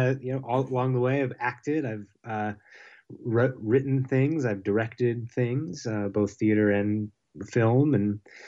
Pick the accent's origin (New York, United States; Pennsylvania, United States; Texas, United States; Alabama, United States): Pennsylvania, United States; Pittsburgh; moved away; I'm from Pittsburgh, Pennsylvania.